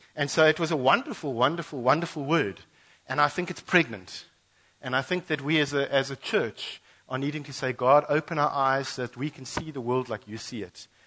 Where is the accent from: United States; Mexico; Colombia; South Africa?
South Africa; Western Cape; moved away as an adult; also born or lived in Mozambique border; now in KwaZulu-Natal, South Africa; We grew up, born and bred in the Cape